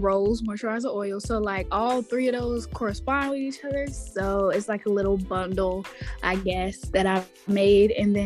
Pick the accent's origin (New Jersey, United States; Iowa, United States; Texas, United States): Texas, United States; Houston; now in Dallas, United States; I am from Houston, Texas. Texas. Now I live in Dallas